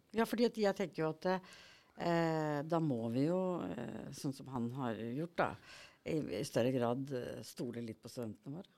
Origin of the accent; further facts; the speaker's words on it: Norway; jeg vokste opp på Hardangervidda